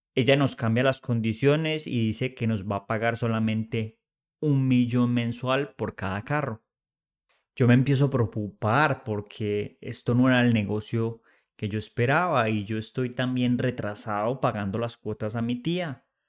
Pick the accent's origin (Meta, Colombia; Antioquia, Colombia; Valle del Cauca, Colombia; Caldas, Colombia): Caldas, Colombia; Manizales; now in Bogotá, Colombia; me voy para Manizales, mi ciudad natal